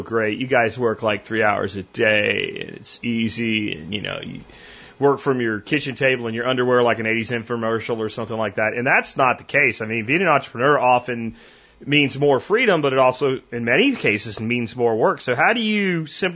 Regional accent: Pennsylvania, United States; moved away; growing up in Pennsylvania

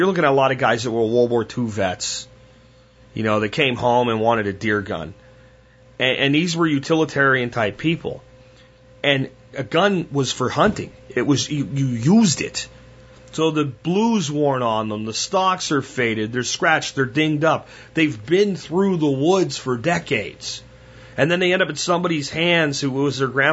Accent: Pennsylvania, United States; I grew up deer hunting in Pennsylvania

